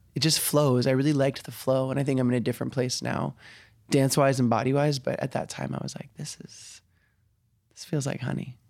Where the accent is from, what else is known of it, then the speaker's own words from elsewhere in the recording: Denver, Colorado, United States; also born or lived in Colombia; I was born in Colombia and adopted when I was super young, but I was raised in Denver